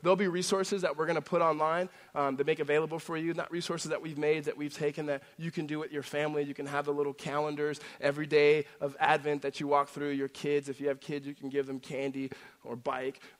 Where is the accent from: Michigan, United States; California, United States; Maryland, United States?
California, United States; La Verne; also born or lived in Los Angeles, California; when I was a young kid, we moved from Los Angeles to Laverne, which is Laverne, California. It's a Southern California city